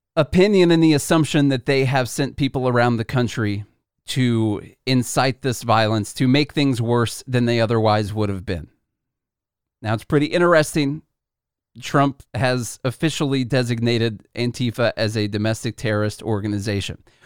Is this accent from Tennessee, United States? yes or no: yes; Nashville, Tennessee, United States; born or raised there